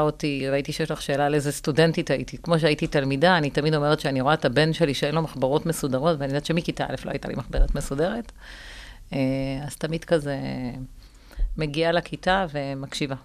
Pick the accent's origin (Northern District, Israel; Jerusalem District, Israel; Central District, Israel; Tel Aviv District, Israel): Central District, Israel; Rishon LeZion; גדלתי בראשון